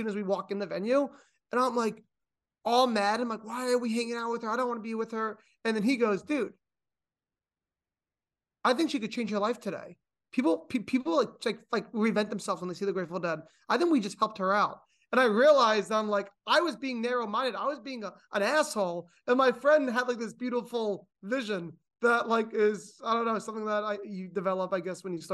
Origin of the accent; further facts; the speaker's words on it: New York, United States; I'm like from New York